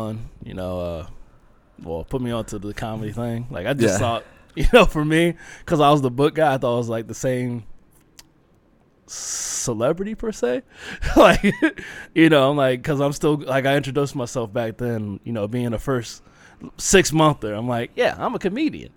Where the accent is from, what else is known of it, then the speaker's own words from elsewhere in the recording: Leesburg, Virginia, United States; moved away as an adult; also born or lived in Springfield, Virginia / Alaska; now in Phoenix, United States; the hometown I was in, Leesburg, I'll say that, Leesburg, Virginia